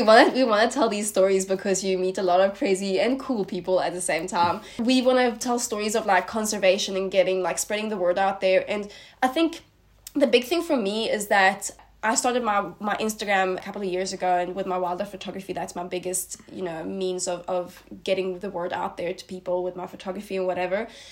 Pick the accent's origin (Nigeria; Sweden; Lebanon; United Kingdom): Sweden; moved away as an adult; now in South Africa; I am originally from Sweden and I moved to South Africa about four years ago now